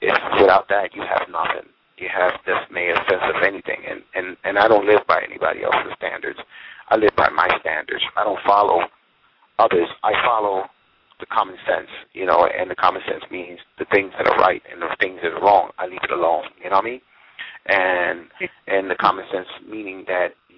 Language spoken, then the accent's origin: English; United States; I'm American